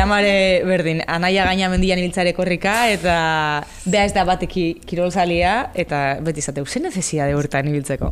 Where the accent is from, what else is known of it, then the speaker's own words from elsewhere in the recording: Basque Country, Spain; ni euskalduna naiz, euskalduna sentitzen naiz